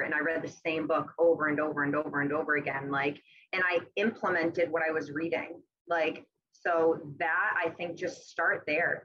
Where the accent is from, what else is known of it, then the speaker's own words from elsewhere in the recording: Massachusetts, United States; moved away as an adult; now in Westerly, United States; I'm originally from Massachusetts, but I've been in Westerly, Rhode Island for the past seven years.